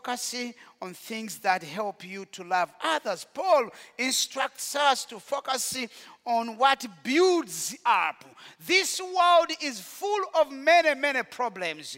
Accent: Rwanda; moved away; In Rwanda, we know what it means to be dehumanized

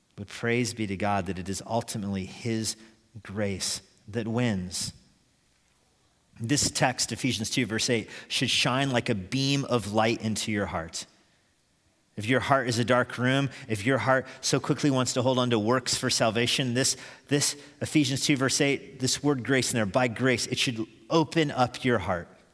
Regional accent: United States; I'm an American.

